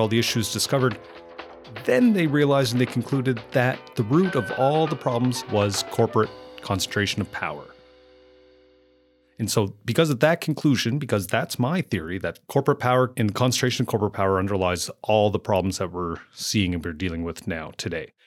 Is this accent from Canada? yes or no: yes; Amherst, Nova Scotia, Canada; moved away as an adult; growing up and then moving back to Amherst, Nova Scotia, where I now run my own business.